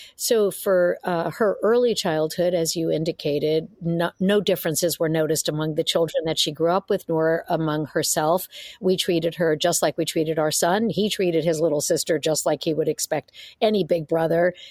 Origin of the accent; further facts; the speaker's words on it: New York City, New York, United States; moved away as an adult; now in San Francisco Bay Area, United States; I was born and raised in New York City, uh, migrated out to uh, the San Francisco Bay Area after college